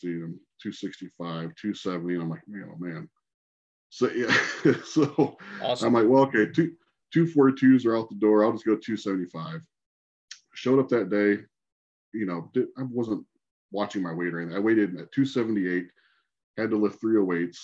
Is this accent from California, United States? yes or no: no; Port Clinton, Ohio, United States; also born or lived in Toledo, Ohio; I was still at home, which is Port Clinton, which is 25 minutes from Sandusky